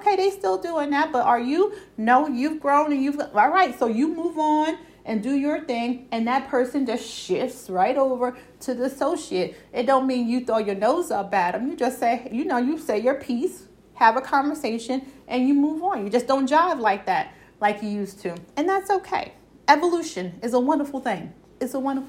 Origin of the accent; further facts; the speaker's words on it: New York City, New York, United States; accent: Brooklyn; New York; country; My country accent coming out, my Brooklyn accent coming out